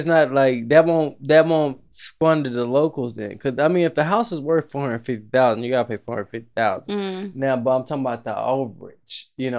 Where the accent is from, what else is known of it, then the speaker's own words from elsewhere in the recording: Jamaica; I'm Jamaican.